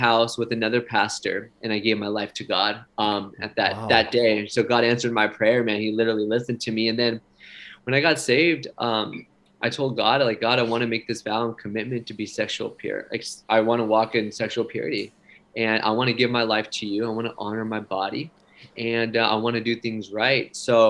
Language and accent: English; Santa Barbara, California, United States; my hometown, Santa Barbara, California.